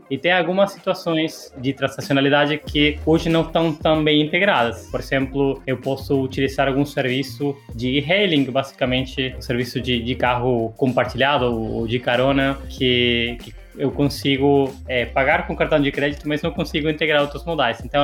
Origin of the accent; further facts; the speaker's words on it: Argentina; Portuguese is a second language; now in São Paulo, Brazil; Eu sou argentino, cheguei em São Paulo, eu não, não tinha é, dinheiro vivo no bolso